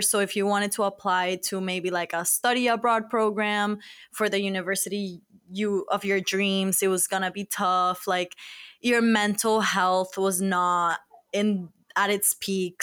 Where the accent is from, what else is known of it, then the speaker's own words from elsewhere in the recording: Miami, Florida, United States; moved away as an adult; now in Boston, United States; we're from Miami